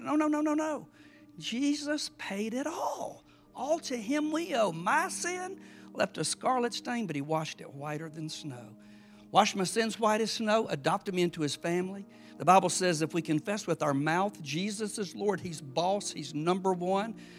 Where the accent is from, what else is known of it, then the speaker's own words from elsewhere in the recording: South Georgia, United States; I'm a nobody from South Georgia